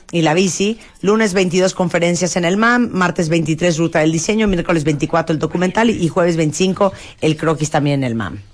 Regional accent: Mexico

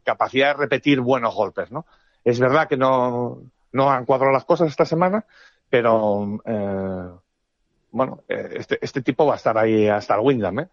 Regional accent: Spain; soy un periodista español

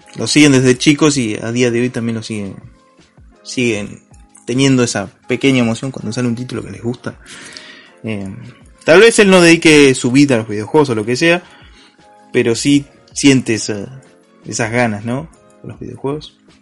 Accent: Argentina; somos argentinos

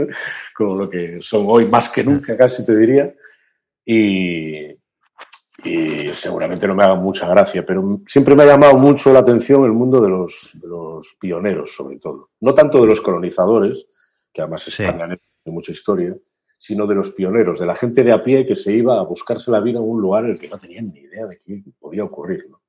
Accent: Galicia, Spain; soy de Galicia y he vivido también mucho, muy en contacto con la frontera con Portugal

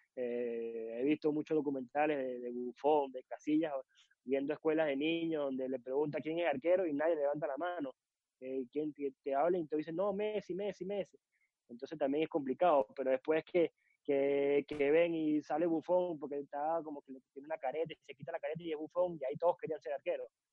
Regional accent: Caracas, Capital District, Venezuela; Soy de Caracas, nací en la ciudad de Caracas

